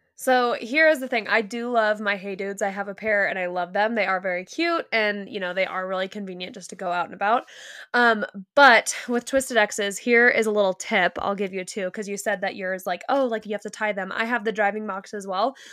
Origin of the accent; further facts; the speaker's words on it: California, United States; you and I grew up in California